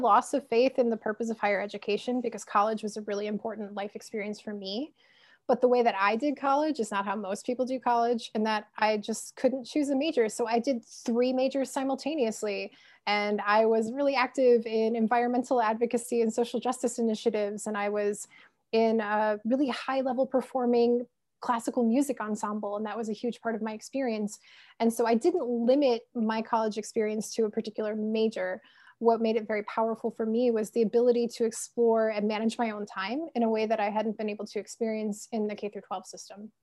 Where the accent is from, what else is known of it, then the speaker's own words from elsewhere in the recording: Illinois, United States; I grew up in Illinois